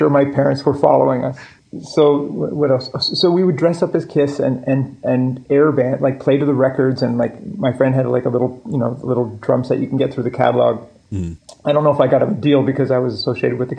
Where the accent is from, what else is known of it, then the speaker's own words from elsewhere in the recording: Halifax, Nova Scotia, Canada; also born or lived in Prince Edward Island / Virginia / Scarborough, Toronto; at the end of grade four, my dad gets a job in Halifax and we moved to Halifax